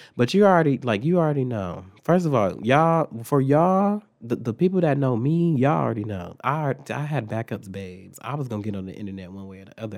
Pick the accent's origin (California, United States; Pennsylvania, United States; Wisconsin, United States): Wisconsin, United States; Milwaukee; moved away; also born or lived in Phoenix; we're from Milwaukee, so, like, Milwaukee was dangerous.